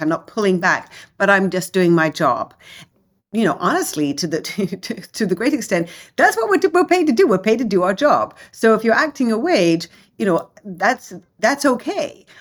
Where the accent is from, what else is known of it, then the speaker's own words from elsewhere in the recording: London, United Kingdom; moved away as an adult; also born or lived in Hong Kong / Germany / Italy / France; now in United States; English, grew up in London.